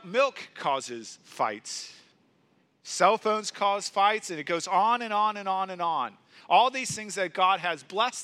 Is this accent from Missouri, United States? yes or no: yes; St. Louis, Missouri, United States; moved away as an adult; now in Green Bay, United States; my hometown of St. Louis